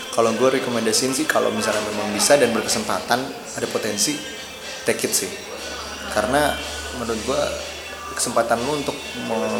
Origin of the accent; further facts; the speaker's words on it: Indonesia; moved away; gue sendiri orang Indo